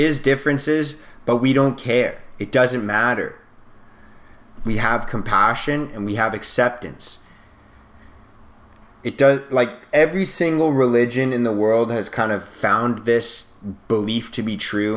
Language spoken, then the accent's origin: English; Canada; I'm Canadian